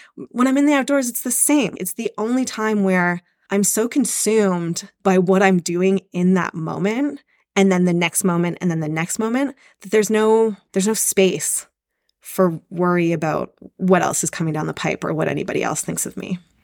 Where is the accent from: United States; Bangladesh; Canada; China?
Canada; also born or lived in Squamish, British Columbia; I currently live in Squamish, B C. I'm Canadian